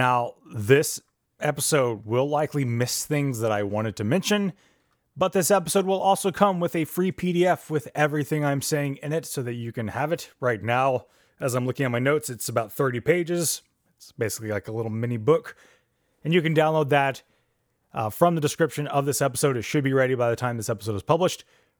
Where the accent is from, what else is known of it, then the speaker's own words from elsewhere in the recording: Texas, United States; accent: Texas; learning in accordance with my Texas accent, whatever that sounds like, mixed with people from my family who came from up north, I'm just a mess.